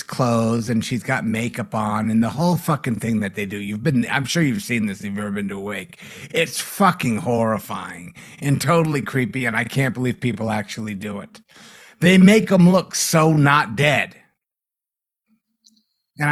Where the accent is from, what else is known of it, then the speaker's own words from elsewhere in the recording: Massachusetts, United States; growing up in Massachusetts